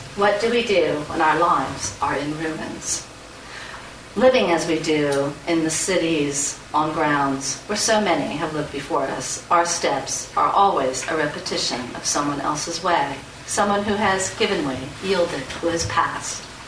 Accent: United States; as an American insider

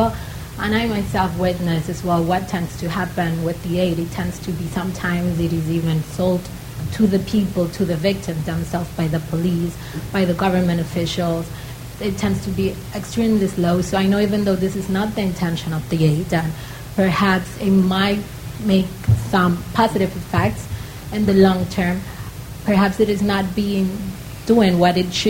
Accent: Dominican Republic; I come from Dominican Republic

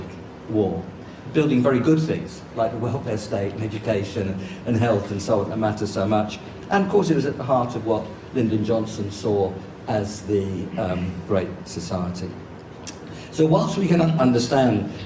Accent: London, United Kingdom; I'm one of the very few LSE professors who born and brought up in London

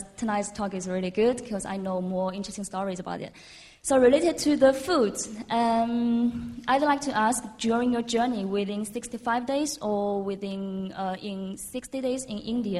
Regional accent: China; now in London, United Kingdom; I'm from China, but I currently live here in London.

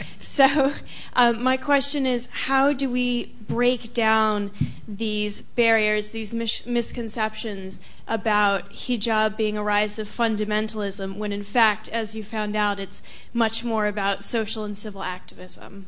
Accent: United States; as an American Muslim and an American Muslim convert

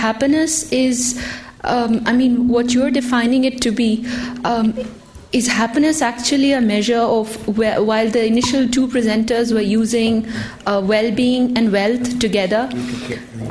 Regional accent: Pakistan; moved away as an adult; I come from Pakistan, where every other moment there's a bomb blast

